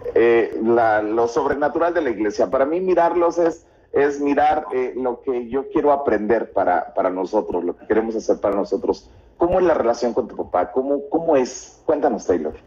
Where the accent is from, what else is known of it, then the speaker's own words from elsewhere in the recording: Xalapa, Veracruz, Mexico; somos, somos de México nosotros somos de Jalapa, Veracruz